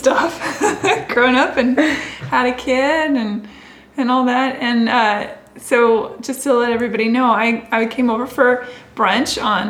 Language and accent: English; Seattle, Washington, United States; we're in Seattle, if you're wondering where we're talking about. My hometown.